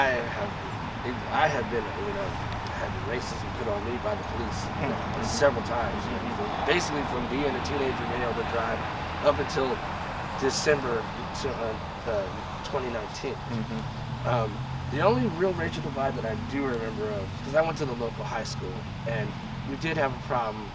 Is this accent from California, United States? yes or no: yes; Bay Area, California, United States; now in San Luis Obispo, United States; I'm originally from the Bay Area, but I've lived out here for a long, long time